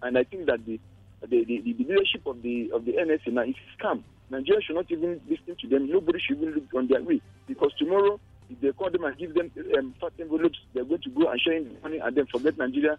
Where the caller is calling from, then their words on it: Senegal; I'm telling you from Senegal